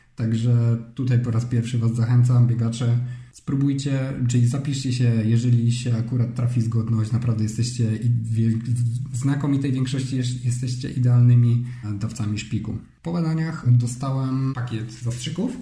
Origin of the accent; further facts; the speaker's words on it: Silesian Voivodeship, Poland; Mieszkam e, i wychowałem się na Śląsku